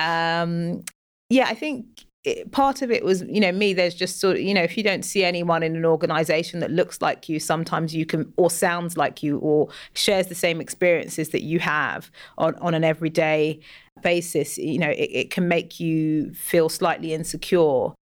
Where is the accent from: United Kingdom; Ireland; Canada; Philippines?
United Kingdom; London; also born or lived in West Africa; I'm from West Africa and I've lived in London all my life.